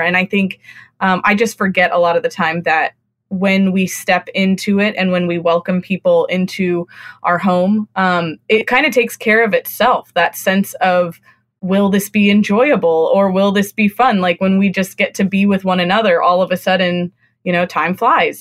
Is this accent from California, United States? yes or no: yes; California, United States; moved away; also born or lived in Austin, Texas / Northeast US; I grew up in California